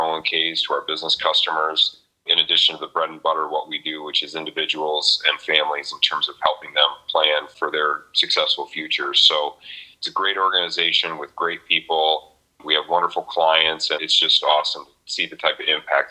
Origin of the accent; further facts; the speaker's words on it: Lansing, Michigan, United States; I grew up in the Colonial Village neighborhood, kind of MLK, Mount Hope, Boston Boulevard, that area